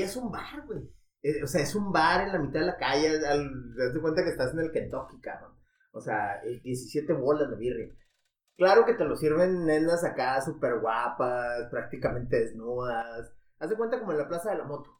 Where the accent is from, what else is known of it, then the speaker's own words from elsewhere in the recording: Ciudad Juárez, Chihuahua, Mexico; de Juárez